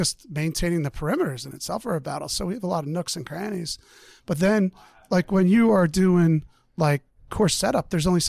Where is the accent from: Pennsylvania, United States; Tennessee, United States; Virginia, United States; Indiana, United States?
Pennsylvania, United States; Springfield; I grew up in Delaware County, Delco. Okay. Yeah, I'm a Delco kid. Springfield.